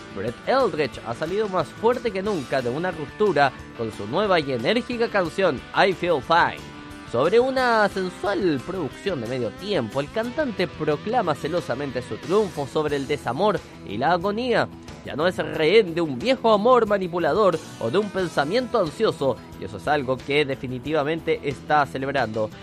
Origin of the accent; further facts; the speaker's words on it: Chile; le dicen en mi país